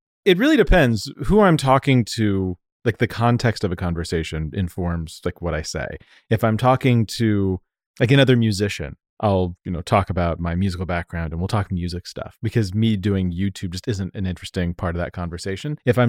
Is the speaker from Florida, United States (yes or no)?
no; Denver, Colorado, United States; accent: Denver and Southern California; also born or lived in Southern California; now in New York, United States; That's like exactly what you would nail my accent down to, is Denver and Southern California.